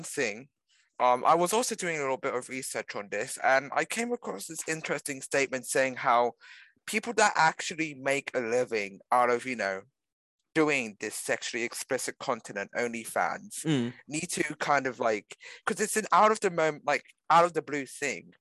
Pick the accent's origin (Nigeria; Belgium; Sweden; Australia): Australia; we're Australian.